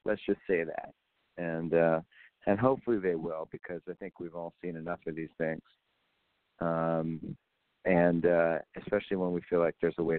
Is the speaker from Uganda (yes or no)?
no; Canada; And I know the good side and the bad side on that as a Canadian.